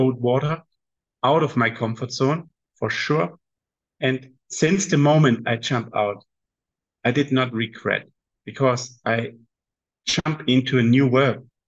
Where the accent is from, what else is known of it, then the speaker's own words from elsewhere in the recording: Southern Germany, Germany; moved away as an adult; also born or lived in Guangzhou, China / Qingdao, China / Shenzhen, China; now in Shanghai, China; from Germany, south of Germany